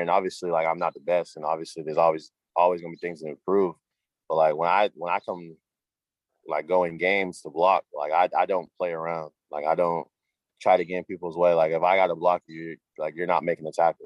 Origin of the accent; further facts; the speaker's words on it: Cambridge, Massachusetts, United States; also born or lived in Malden, Massachusetts / Everett, Massachusetts / Myrtle Beach, South Carolina; I'm from Cambridge, Mass. Originally, I moved to Malden, Mass. When I was 14 years old